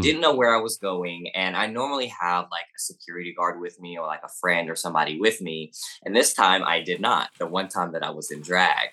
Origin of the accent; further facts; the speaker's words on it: the South, United States; accent: Southern; People say I have an accent, but, I mean, I guess I am from the South.